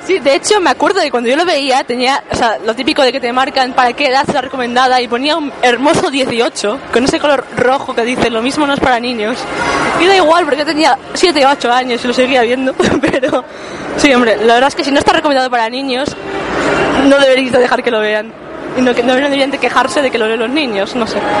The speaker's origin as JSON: {"language": "Spanish", "town": "Burgos", "region": "Castile and León", "country": "Spain", "said": "siendo burgalés"}